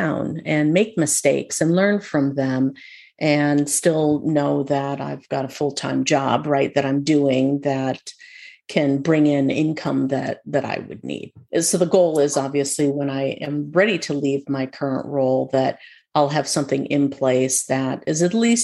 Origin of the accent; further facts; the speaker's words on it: Minnesota, United States; When I was growing up in Minnesota, by the way, in our backyard, we had lilies of the valley